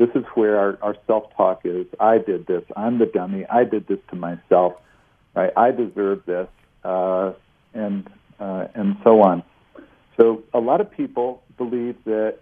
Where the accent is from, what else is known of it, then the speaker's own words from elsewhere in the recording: near Cleveland, Ohio, United States; I grew up near Cleveland